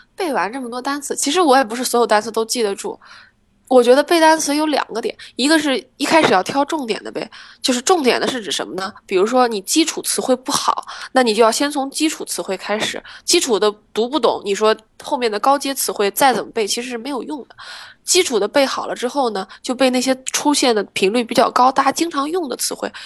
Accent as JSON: {"language": "Chinese", "region": "Shandong", "country": "China", "moved": "yes", "said": "决定留学，我觉得跟我在山东关系其实挺大的"}